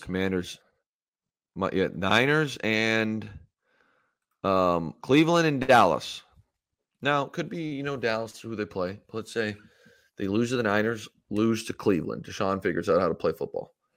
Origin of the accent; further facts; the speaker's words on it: Ontario, Canada; moved away as an adult; now in Los Angeles, United States; in my hometown